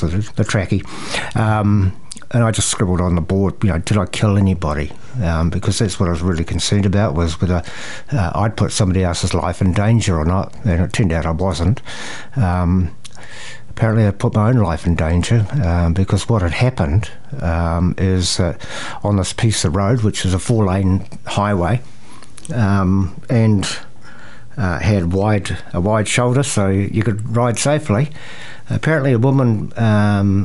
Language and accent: English; Te Awamutu, Waikato, New Zealand; I'm from Te Awamutu